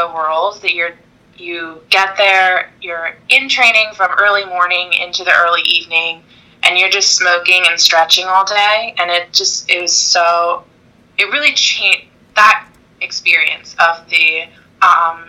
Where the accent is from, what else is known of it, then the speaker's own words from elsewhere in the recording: Virginia, United States; moved away as an adult; now in California, United States; I'm from Virginia, so I was living in Virginia at the time